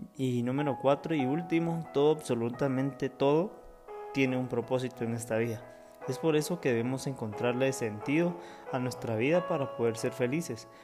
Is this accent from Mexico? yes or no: no; Guatemala; mi país natal, Guatemala